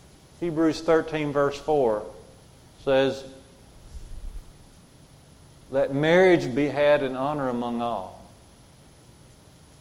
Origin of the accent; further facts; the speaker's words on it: Jasper, Alabama, United States; We grew up on Highway 5, going out of Jasper, headed toward Russellville